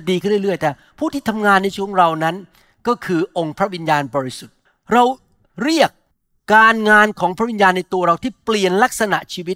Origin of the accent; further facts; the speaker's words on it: Thailand; ก่อนที่ผมจะมาเป็นคริสเตียนผมเป็นคนไทยคนหนึ่งในโลกนี้ ซึ่งมีความคิดที่ผิดเยอะมาก เพราะว่าอยู่ในวัฒนธรรมไทยอยู่ในสังคมไทยกับจีน ผมเป็นลูกคนจีน